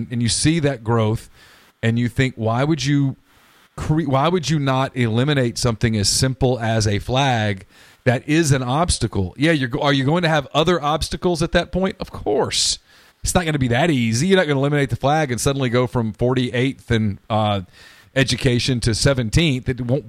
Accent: Louisiana, United States; now in Mississippi, United States; I'm not a native Mississippian. I grew up in Louisiana. I've been here long enough

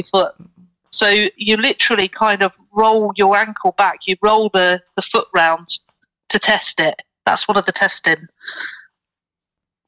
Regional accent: Portsmouth, South East England, United Kingdom; now in Nottingham, United Kingdom; whenever I go down to Portsmouth, which is my hometown

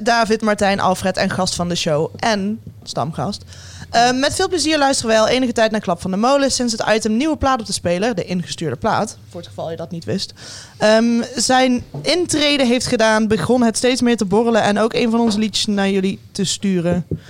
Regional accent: Limburg, Netherlands; Ik als Limburger

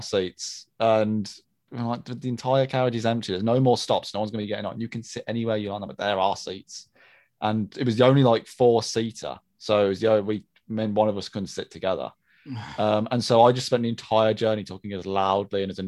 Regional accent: United Kingdom

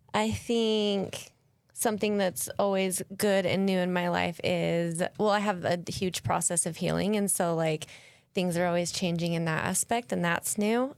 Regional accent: Salt Lake City, Utah, United States; moved away; I grew up in Salt Lake

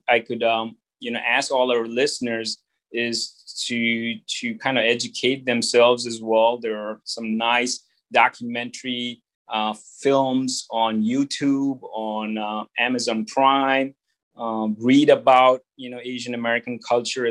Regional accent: India; moved away; growing up in India as a Chinese

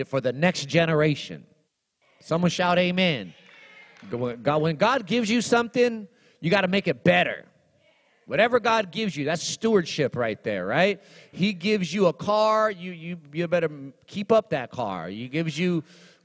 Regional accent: Los Angeles, California, United States; also born or lived in Texas; I was born in Los Angeles, turned 16 in Texas

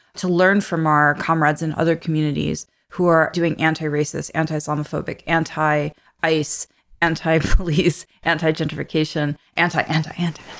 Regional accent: New York City, New York, United States; moved away as an adult; also born or lived in Bay Ridge, Brooklyn; I'm a transplant from Canarsie

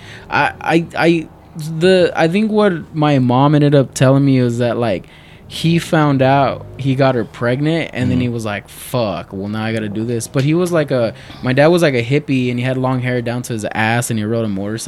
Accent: Culiacán, Sinaloa, Mexico; We're from Culiacán, Sinaloa. And Sinaloa. Yeah, there's a lot of cartels over there.

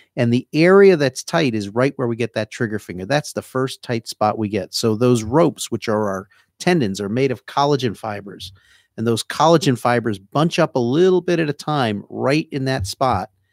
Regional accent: New Jersey, United States; accent: Jersey; moved away as an adult; also born or lived in Sacramento, California; now in Florida, United States; My Jersey accent

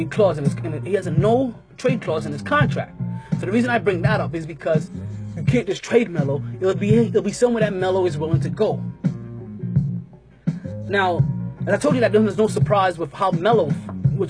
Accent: New York City, New York, United States; being the New Yorker that I am, Brooklyn all day

